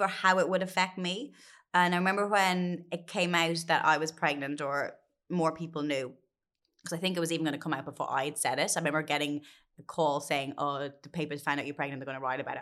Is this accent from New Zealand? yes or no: no; Ireland; as a kid growing up in Catholic Ireland